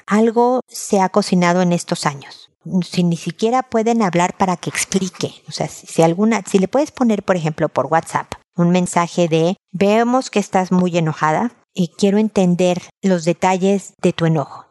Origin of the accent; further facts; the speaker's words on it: Mexico; now in Chile; México, de donde yo soy